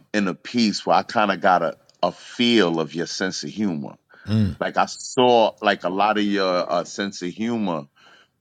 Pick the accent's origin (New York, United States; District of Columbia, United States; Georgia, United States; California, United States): New York, United States; New York City; I'm from the Bronx